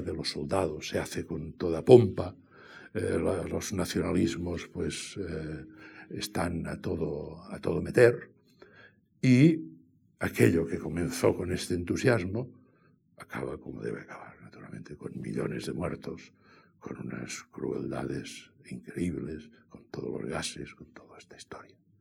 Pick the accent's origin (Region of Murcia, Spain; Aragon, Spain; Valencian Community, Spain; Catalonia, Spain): Catalonia, Spain; yo soy catalán